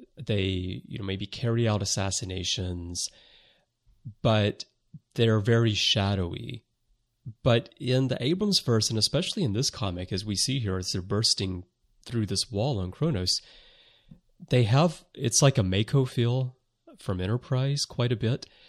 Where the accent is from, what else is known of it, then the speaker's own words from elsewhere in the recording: Alabama, United States; I'm from the South, too. I'm from Alabama